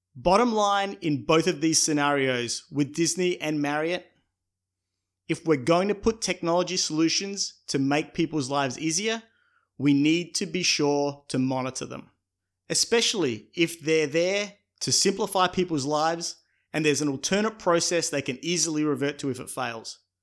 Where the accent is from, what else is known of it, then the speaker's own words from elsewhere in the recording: Australia; my home country of Australia